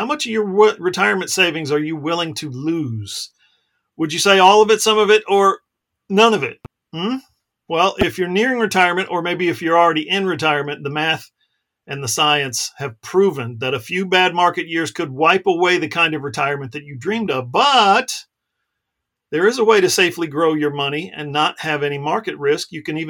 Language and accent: English; Alaska, United States; I grew up in Alaska, and we got a lot of West Coast games